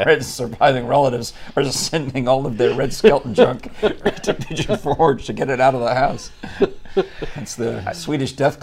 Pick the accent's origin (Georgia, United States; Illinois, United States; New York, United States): New York, United States; I grew up in New York